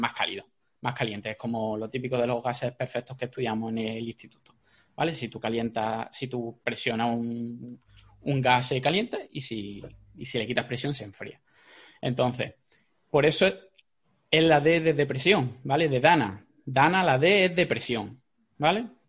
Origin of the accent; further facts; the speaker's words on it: Jaén, Andalusia, Spain; yo soy de Jaén